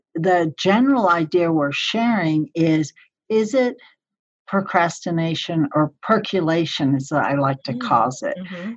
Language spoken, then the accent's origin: English; Colorado Springs, Colorado, United States; my hometown, Colorado Springs